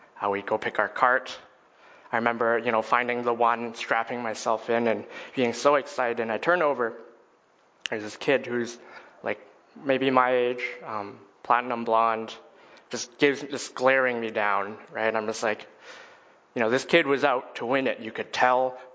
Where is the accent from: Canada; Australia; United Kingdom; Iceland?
Canada; Edmonton, Alberta; I was born and raised in Edmonton, Alberta